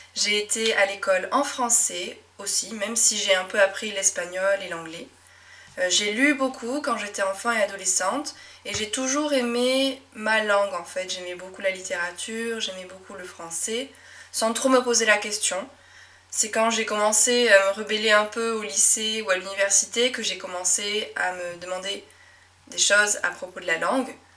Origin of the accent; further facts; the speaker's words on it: Médoc, Nouvelle-Aquitaine, France; accent: Médoc accent; first language French; j'ai grandi dans un petit coin de France qui s'appelle le Médoc